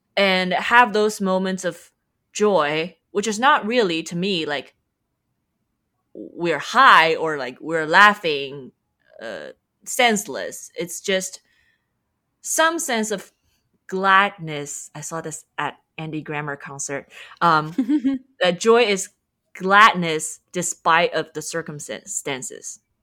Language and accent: English; Shanghai, China; moved away as an adult; also born or lived in United States; I'm from Shanghai, China